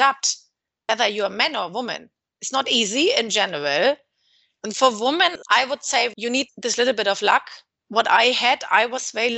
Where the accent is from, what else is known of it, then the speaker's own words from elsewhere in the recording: Hamburg, Germany; moved away as an adult; also born or lived in Southampton / London; now in Dubai, United Arab Emirates; I come from Hamburg